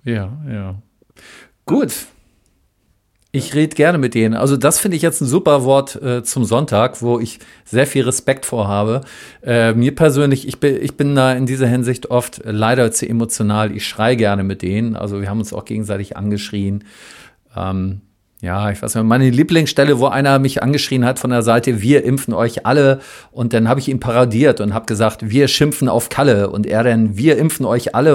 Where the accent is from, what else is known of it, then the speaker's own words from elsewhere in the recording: Berlin, Germany; bei uns in Berlin